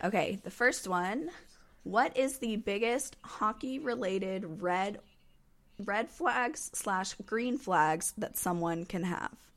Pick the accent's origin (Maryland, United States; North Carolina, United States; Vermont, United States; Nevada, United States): North Carolina, United States; I'm from North Carolina.